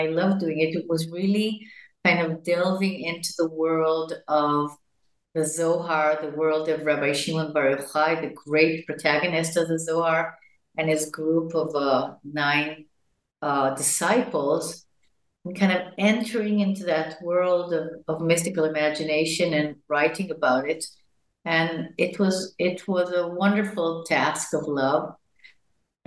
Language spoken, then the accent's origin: English; Jerusalem, Jerusalem District, Israel; I was born in Jerusalem to parents that came from the United States in the 40s, to Palestine, to then Palestine as Zionists. And I grew up in a very non-Orthodox